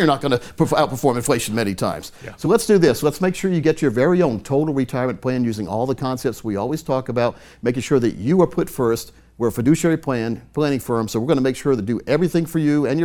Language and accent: English; Scotland County, North Carolina, United States; I grew up in Scotland County, which is only about 20 minutes from The Rock, the speedway there